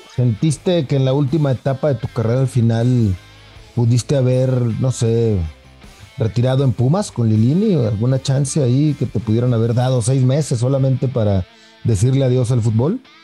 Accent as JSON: {"language": "Spanish", "town": "Torreón", "region": "Coahuila", "country": "Mexico", "moved": "as an adult", "lives_now": "Mexico City, Mexico", "said": "Tú sabes que yo soy lagunero, soy de Torreón. Llevo 15 años viviendo acá en la ciudad, pero soy lagunero"}